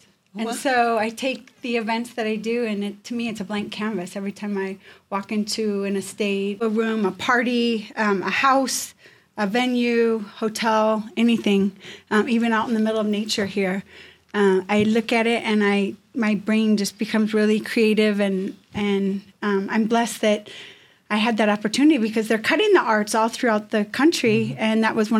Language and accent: English; Midwest, United States; My mom and dad loved to entertain. So growing up in the Midwest, we would throw parties.